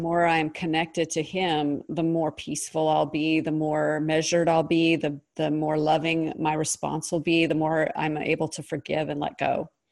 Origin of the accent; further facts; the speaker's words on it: Pacific Northwest, United States; I was raised in the Pacific Northwest